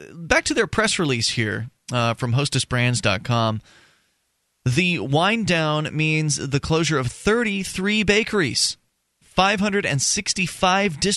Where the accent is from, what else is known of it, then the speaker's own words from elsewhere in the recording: Sarasota, Florida, United States; I grew up in Sarasota